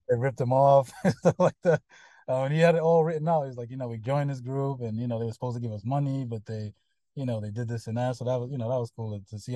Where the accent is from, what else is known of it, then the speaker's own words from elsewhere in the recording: United States; moved away; whenever you tell somebody you're American